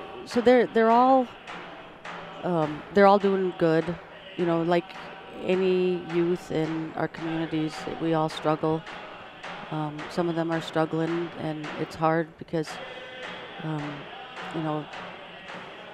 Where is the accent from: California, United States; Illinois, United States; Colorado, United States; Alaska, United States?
Alaska, United States; Ruby; moved away as an adult; now in Tanana, United States; growing up in Ruby.